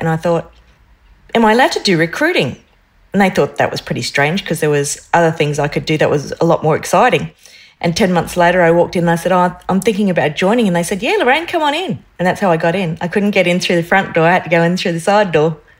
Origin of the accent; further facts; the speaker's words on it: North Stradbroke Island, Queensland, Australia; I grew up on North Stradbroke Island